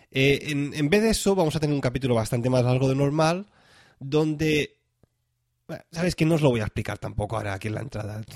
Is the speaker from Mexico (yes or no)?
no; Tarragona, Catalonia, Spain; moved away as an adult; now in Zurich, Switzerland; yo soy de Tarragona, pero ahora mismo estoy viviendo en, en Zurich, cerca de, cerquita de Zurich